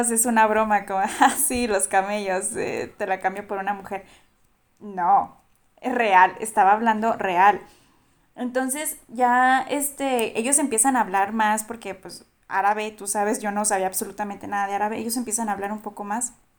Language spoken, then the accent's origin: Spanish; Durango, Mexico; yo soy de Durango, yo soy de Durango